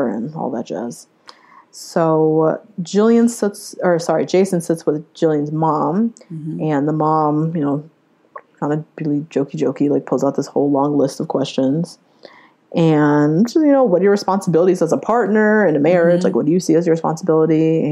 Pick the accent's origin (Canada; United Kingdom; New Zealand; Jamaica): Jamaica; I'm Jamaican.